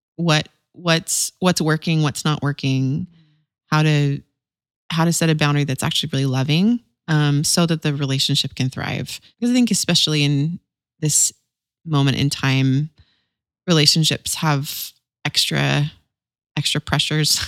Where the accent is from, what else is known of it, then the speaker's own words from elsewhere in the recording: Visalia, California, United States; my hometown in California, Visalia, California